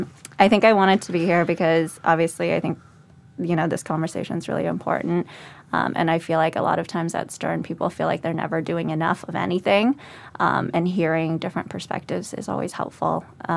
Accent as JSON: {"language": "English", "town": "Laguna Beach", "region": "California", "country": "United States", "tie": "born or raised there", "first_language": "Vietnamese", "second_language": "English", "said": "I grew up in Laguna Beach, California, which is definitely all white. So I was one of the only Asian or minority groups in that city."}